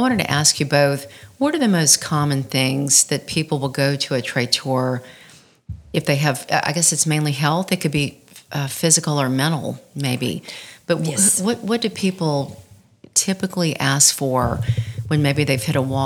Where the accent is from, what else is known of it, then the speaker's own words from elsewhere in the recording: Baton Rouge, Louisiana, United States; coming from Baton Rouge, I had French, you know, my family was French